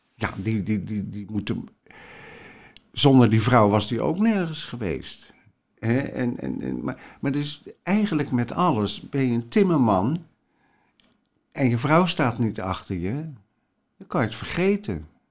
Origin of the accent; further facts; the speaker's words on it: Rotterdam, South Holland, Netherlands; ik kom uit de Rotterdamse volksbuurt